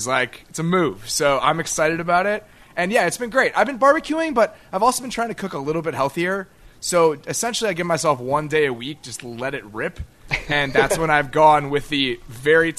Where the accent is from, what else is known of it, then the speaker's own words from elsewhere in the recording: Chicago, Illinois, United States; I'm from Chicago, man. We have this whole, you know, Second City improv just culture that we live here